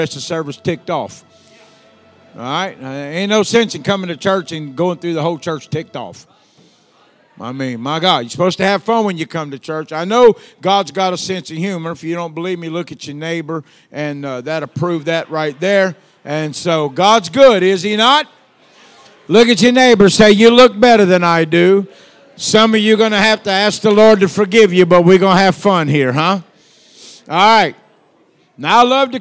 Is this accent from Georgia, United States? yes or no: no; Louisiana, United States; accent: Southern; I'm from the South. They say I have an accent. I don't know where they got that from, but there I am, you know? So I'm from Louisiana